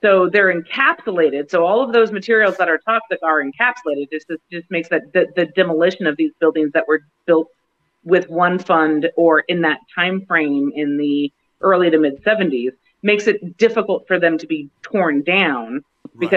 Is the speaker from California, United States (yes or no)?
yes; San Diego, California, United States; now in Washington, D.C., United States; I was born and raised in San Diego